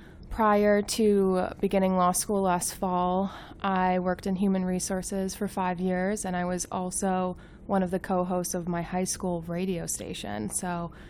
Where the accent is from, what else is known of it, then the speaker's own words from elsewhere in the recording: Chicago, Illinois, United States; I'm one of the associate editors on the podcast this year. I'm from the Chicagoland area